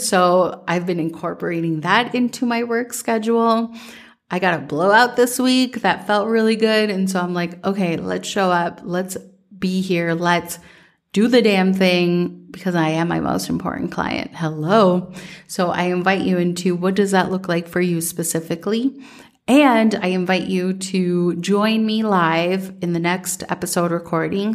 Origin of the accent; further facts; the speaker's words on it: Minnesota, United States; growing up in Minnesota